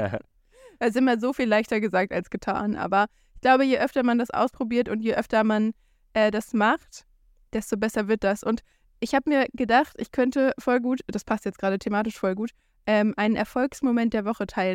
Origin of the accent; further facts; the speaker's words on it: Germany; moved away; als Deutscher